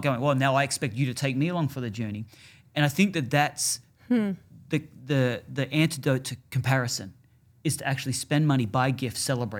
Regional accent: Australia; moved away; Yeah, I'm from Australia. I'm from warm climates.

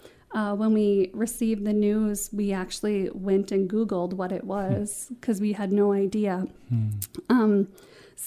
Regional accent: Escanaba, Michigan, United States; also born or lived in Erie, Pennsylvania; I was from the Escanaba area

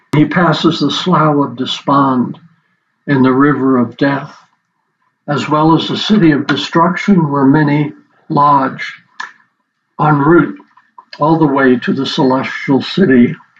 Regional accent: New York City, New York, United States; moved away as an adult; also born or lived in Nigeria; now in Denver, United States; I grew up in the Big Apple, so I'm a small town boy

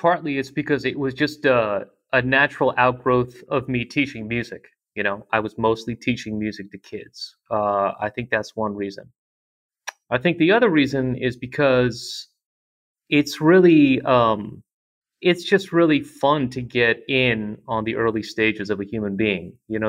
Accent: Russia; born there; moved away; I was born in Russia, and I came here with my mother

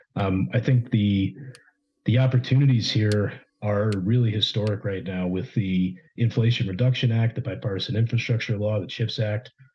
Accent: Ohio, United States; also born or lived in Texas; now in Houston, United States; growing up in Ohio

